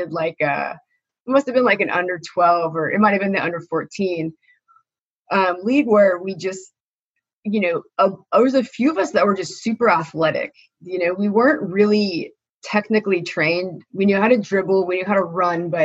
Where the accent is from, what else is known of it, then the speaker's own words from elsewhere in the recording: Elk Grove, California, United States; I grew up in Elk Grove